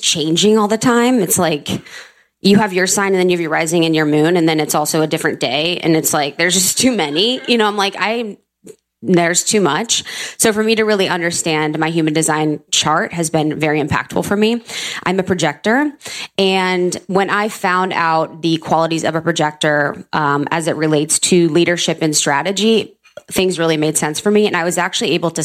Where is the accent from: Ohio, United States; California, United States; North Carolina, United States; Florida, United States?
Ohio, United States; moved away; also born or lived in New York; a scarcity mentality that I've had from growing up in Ohio